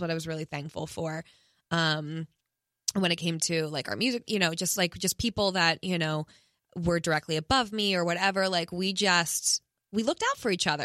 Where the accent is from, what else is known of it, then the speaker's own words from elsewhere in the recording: East Coast, United States; now in Los Angeles, United States; I'm from the East Coast and I wanted to live in New York, you know, my whole life